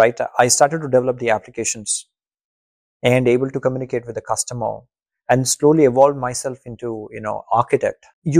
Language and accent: English; India; first language Telugu; English is a second language; I would say, see, I grew up in Telugu medium. Mm-hmm. So, I never had an opportunity to speak in English.